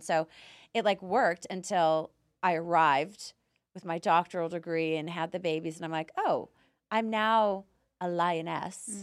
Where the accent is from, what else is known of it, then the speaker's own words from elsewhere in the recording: Canada; moved away as an adult; now in United States; I'm Canadian, so my culture is very similar to Europeans.